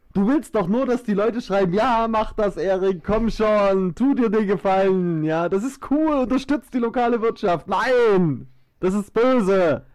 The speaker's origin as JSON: {"language": "German", "region": "Saxony", "country": "Germany", "accent": "Saxon", "said": "ich liebe meinen Dialekt und ich bin stolz, Sachse zu sein"}